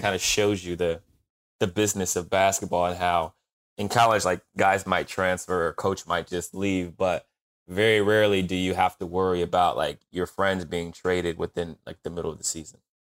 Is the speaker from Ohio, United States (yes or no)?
yes; Canton, Ohio, United States; I grew up in Canton, Ohio